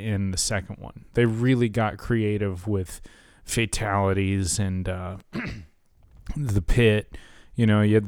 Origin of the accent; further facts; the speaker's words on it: Irving, Texas, United States; also born or lived in Los Angeles; in Irving, which is actually you and my original hometown